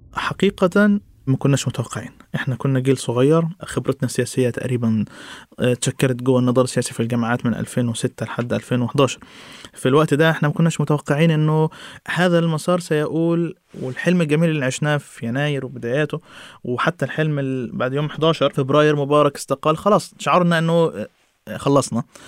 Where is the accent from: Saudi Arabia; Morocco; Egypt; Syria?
Egypt